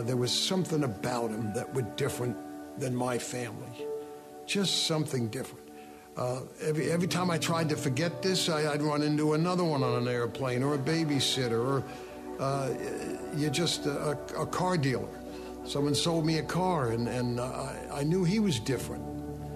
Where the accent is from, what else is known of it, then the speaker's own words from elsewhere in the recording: White Plains, New York, United States; also born or lived in Brooklyn, New York; We then moved to White Plains, New York